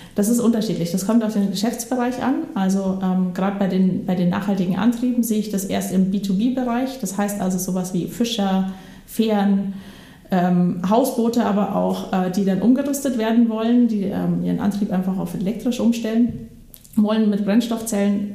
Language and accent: German; Bavaria, Germany; moved away as an adult; now in Schleswig, Germany; ich bin ähm, in Bayern groß geworden